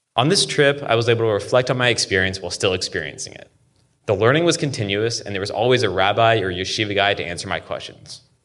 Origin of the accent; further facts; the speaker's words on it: Seattle, Washington, United States; shellfish that I grew up eating weekly in Seattle